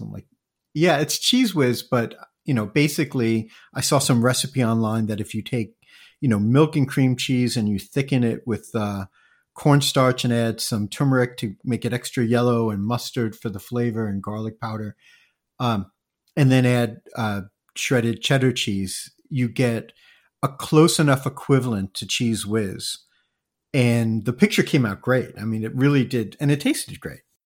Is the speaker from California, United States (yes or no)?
no; New York area, United States; moved away as an adult; also born or lived in Japan / Asia; I grew up also in the New York area